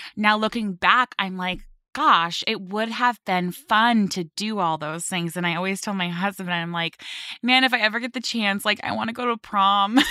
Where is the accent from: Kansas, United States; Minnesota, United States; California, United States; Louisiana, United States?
California, United States; Westlake Village; moved away as an adult; also born or lived in Manhattan, New York; now in New Jersey, United States; I grew up in Westlake Village area